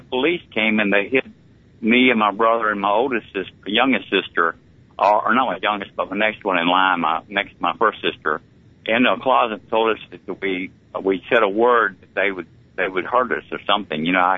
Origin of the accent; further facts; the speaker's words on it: Montgomery, Alabama, United States; Well, I was born at Maxwell Field Air Force Base in Montgomery, Alabama, on August 18th, 1948, and I grew up around the Montgomery area